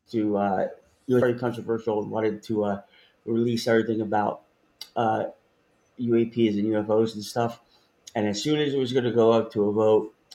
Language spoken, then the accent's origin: English; Piscataway, New Jersey, United States; now in New York City, United States; I grew up in Piscataway, New Jersey